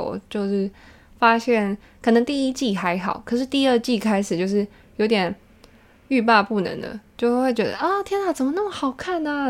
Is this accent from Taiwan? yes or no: yes; Taiwan; 我是架杠的台湾囡仔